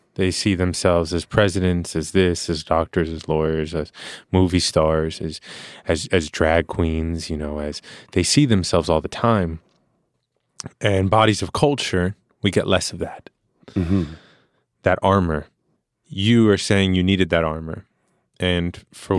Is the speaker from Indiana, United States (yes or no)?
no; New York, United States; born and raised in New York